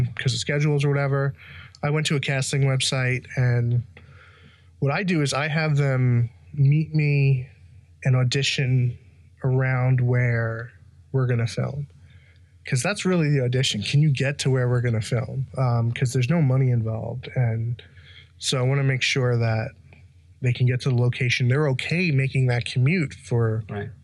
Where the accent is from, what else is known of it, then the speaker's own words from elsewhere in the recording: New York City, New York, United States; I grew up in Belrose, Queens